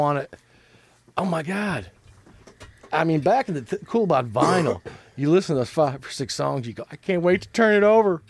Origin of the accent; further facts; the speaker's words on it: Chicago, Illinois, United States; now in Nashville, United States; When I grew up in Chicago